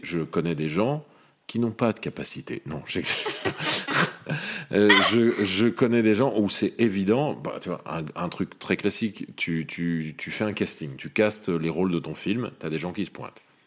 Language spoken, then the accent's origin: French; Lyon, Auvergne-Rhône-Alpes, France; je suis né à Lyon.